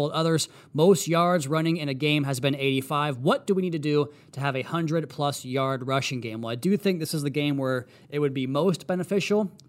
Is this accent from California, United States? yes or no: no; Washington, United States; moved away; back in my home state of Washington